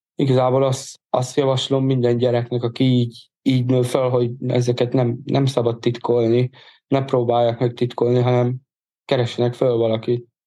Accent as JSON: {"language": "Hungarian", "town": "Bag", "region": "Pest", "country": "Hungary", "tie": "born or raised there", "also_born_or_lived": "Budapest"}